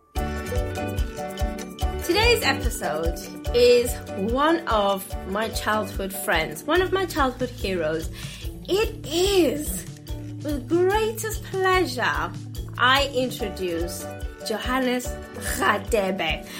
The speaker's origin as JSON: {"language": "English", "country": "South Africa", "said": "I come from South Africa"}